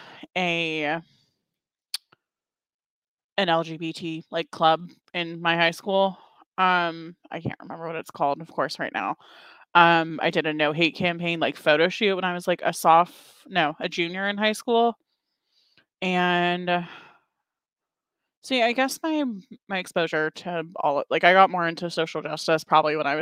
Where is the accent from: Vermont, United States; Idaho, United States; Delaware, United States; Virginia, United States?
Virginia, United States; Charlottesville; moved away as an adult; also born or lived in Lynchburg; I grew up in Charlottesville